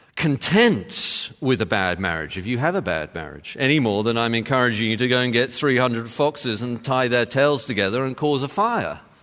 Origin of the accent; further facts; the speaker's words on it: United Kingdom; moved away; being British